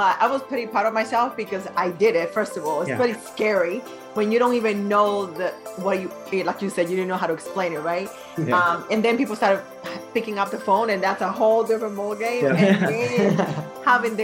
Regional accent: Dominican Republic; moved away; I was born and raised in Dominican Republic

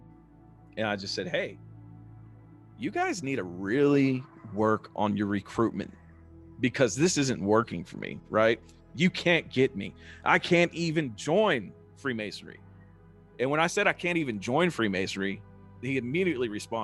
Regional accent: Lubbock, Texas, United States; I was raised as a Southern Baptist because that's what you do in Texas. And, you know, I grew up in the Southern Baptist Church

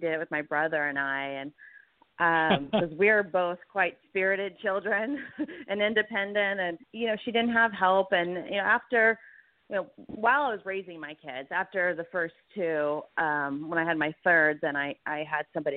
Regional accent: Fresno, California, United States; moved away; also born or lived in Los Angeles; growing up in Fresno

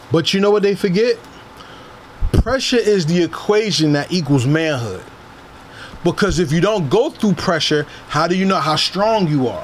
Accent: New Jersey, United States; I'm from Jersey

